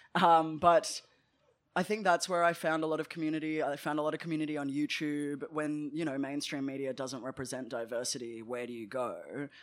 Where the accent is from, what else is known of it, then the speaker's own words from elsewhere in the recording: Melbourne, Victoria, Australia; I grew up in, uh, Nam in Melbourne, and I grew up in Caulfield